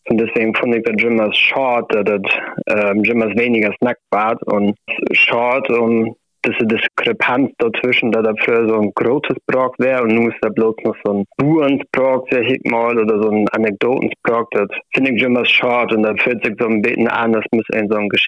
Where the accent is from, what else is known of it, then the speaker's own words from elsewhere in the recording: Schleswig-Holstein, Germany; Also ich komme aus Schleswig-Holstein ähm, und von meinen Oma und meinen Ohroma habe ich noch viel Platte mitkriegen.